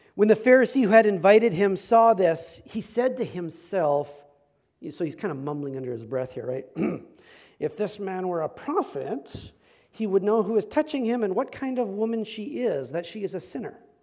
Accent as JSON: {"language": "English", "town": "Medicine Hat", "region": "Alberta", "country": "Canada", "tie": "born or raised there", "said": "I grew up in Medicine Hat, Alberta"}